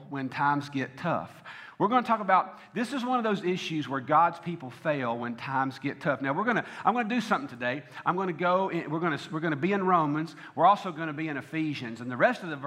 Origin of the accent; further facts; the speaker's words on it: the South, United States; I am from the South.